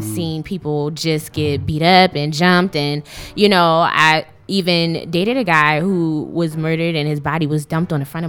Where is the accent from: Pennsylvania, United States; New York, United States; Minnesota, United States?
Pennsylvania, United States; Philadelphia; I grew up in North Philadelphia, graduated from Strawberry Mansion High School.